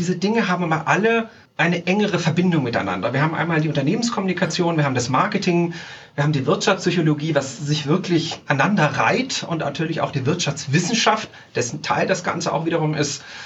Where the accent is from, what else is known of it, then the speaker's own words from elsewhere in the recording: Tyrol, Austria; also born or lived in Salzburg, Austria; now in Zurich, Switzerland; in meiner Heimat drüben in Österreich, äh, in Tirol